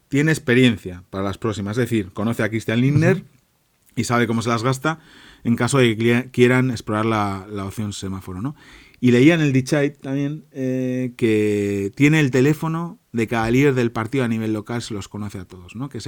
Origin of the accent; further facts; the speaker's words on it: Santoña, Cantabria, Spain; now in Germany; 12.000 personas tiene mi pueblo, ¿no? En Santoña